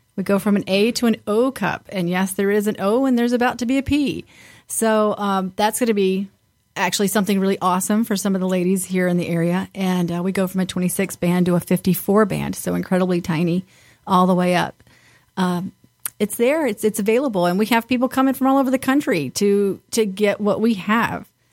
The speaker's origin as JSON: {"language": "English", "region": "the South", "country": "United States", "tie": "born or raised there", "moved": "yes", "lives_now": "Detroit, United States", "said": "I grew up in the South and, and at the beach"}